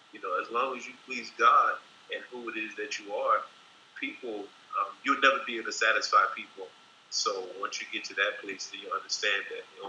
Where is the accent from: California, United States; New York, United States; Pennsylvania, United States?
Pennsylvania, United States; Philadelphia; From Philadelphia. All right. Born and bred.